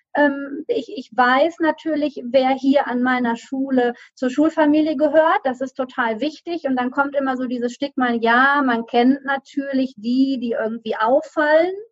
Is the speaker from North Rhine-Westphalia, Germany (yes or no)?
yes; Düsseldorf, North Rhine-Westphalia, Germany; now in Solingen, Germany; gebürtige Rheinländerin, also komme aus Düsseldorf und ähm, bin in der Nähe dort aufgewachsen